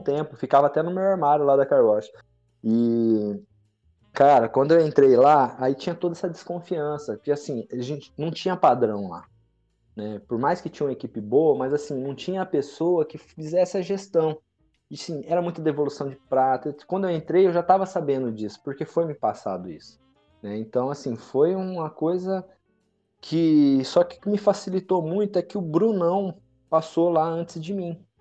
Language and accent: Portuguese; Maringá, Paraná, Brazil; eu que sou criado em Maringá, né? Não nasci em Maringá, mas fui criado desde muito novo aqui em Maringá